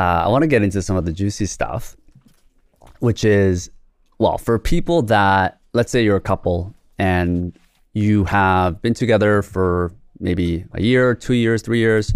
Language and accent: English; South Korea; moved away; I was born in Korea